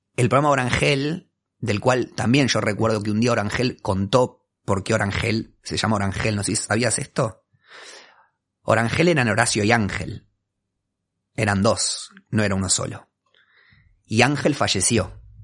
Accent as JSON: {"language": "Spanish", "region": "Buenos Aires", "country": "Argentina", "tie": "born or raised there", "said": "Soy un porteño de ley, o sea, no tengo, no puedo, narrar un origen que sea distinto a este"}